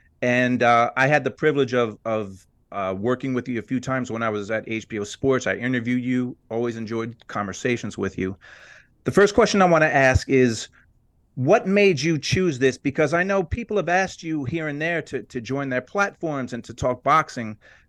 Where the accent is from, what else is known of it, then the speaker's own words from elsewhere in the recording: New Jersey, United States; I'm from Jersey.